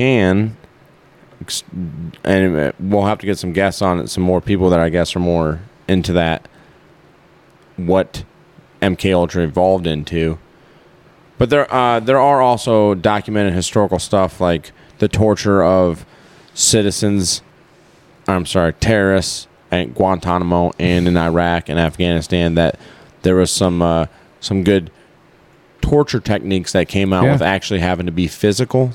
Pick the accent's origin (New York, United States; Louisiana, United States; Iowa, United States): Iowa, United States; grew up in Iowa.